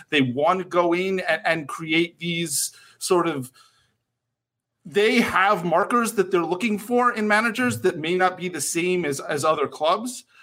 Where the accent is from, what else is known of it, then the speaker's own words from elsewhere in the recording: United States; I'm American